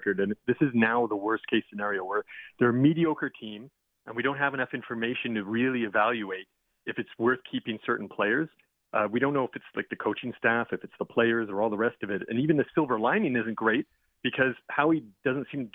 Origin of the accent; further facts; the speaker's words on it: Montreal, Quebec, Canada; I'm from Montreal originally.